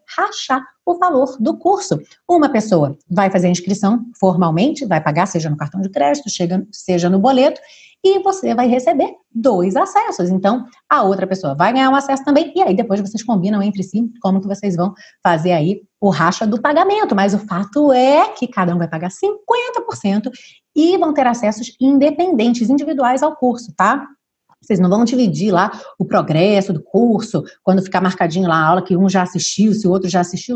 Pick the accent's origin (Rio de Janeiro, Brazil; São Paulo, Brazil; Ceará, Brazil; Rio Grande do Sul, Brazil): Rio de Janeiro, Brazil; moved away as an adult; now in Portugal; sou carioca